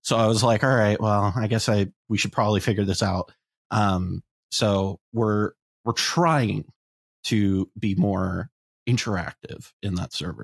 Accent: Columbus, Ohio, United States; moved away; I'm going to be playing in my hometown

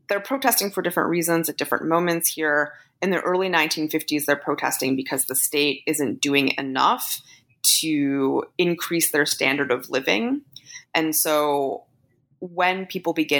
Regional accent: Canada; I'm Canadian

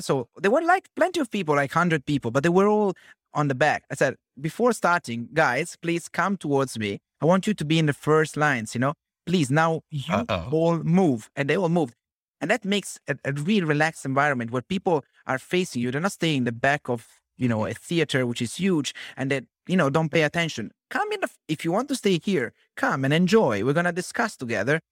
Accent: Genoa, Liguria, Italy; I'm from Genoa

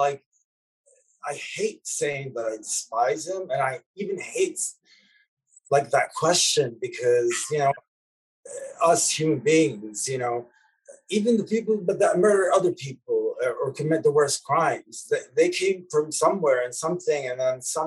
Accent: Lebanon; moved away; me growing up in Lebanon in the 80s

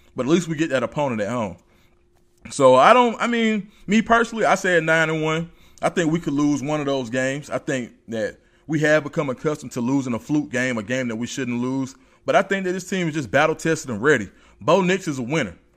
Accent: College Park, Georgia, United States; I'm a kid out of College Park

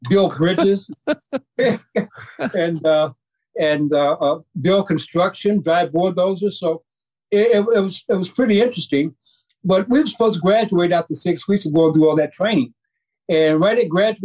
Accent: Richmond, Virginia, United States; I was born in Richmond, Virginia, October 11, 1950

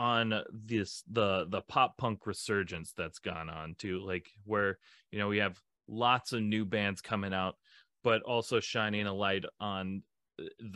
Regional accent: Duluth, Minnesota, United States; I'm from up in Duluth, Minnesota

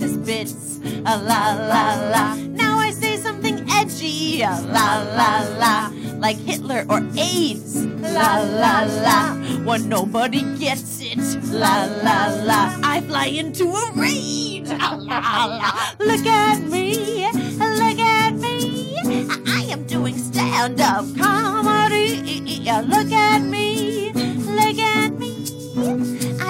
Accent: Nebraska, United States; also born or lived in Chicago / San Diego; now in New York, United States; I'm from Nebraska

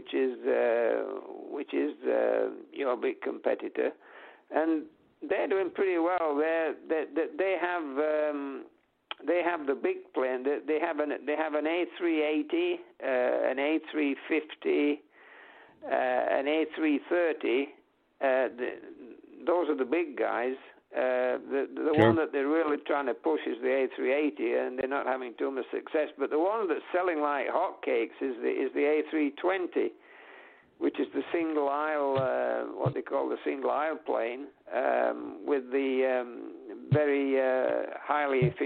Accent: United Kingdom; we're British

